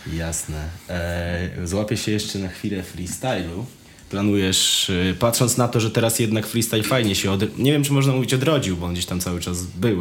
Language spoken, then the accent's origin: Polish; Wrocław, Lower Silesian Voivodeship, Poland; jestem z Wrocławia